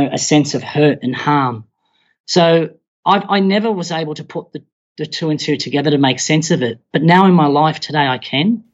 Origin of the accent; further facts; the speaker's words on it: Australia; I was born in Australia, but Mum and Dad had migrated from the Middle East to Australia